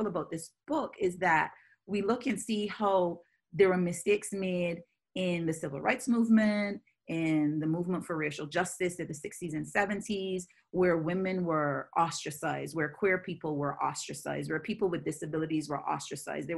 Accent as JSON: {"language": "English", "country": "Barbados", "tie": "born or raised there", "moved": "as an adult", "lives_now": "United States", "said": "I was raised and born in the Caribbean, where on the island that I was born, Barbados"}